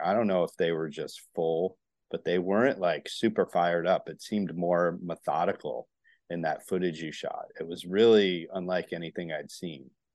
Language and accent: English; Northeast, United States; now in Florida, United States; I grew up in the Northeast, but I'm down here in Florida